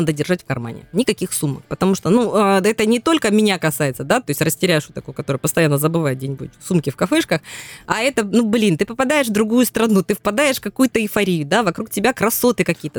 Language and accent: Russian; Krasnodar Krai, Russia; мы кубанцы